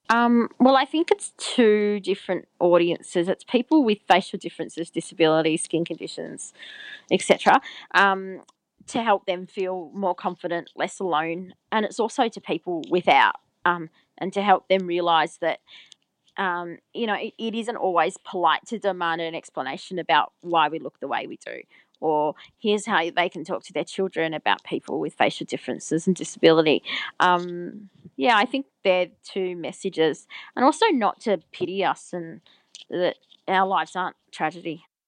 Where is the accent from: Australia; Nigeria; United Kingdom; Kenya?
Australia; Albury-Wodonga; I grew up in Albury Wodonga, which is on the border of New South Wales and Victoria